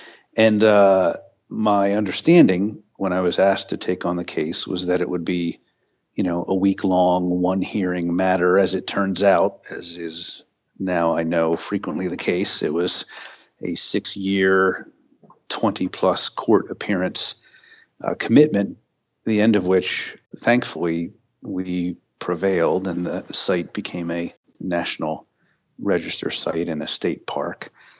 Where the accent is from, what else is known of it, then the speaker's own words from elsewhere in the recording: Pennsylvania, United States; Well, I grew up in the Pocono Mountains in Pennsylvania, where my uncle frequently took my brother and I out into the Pennsylvania woods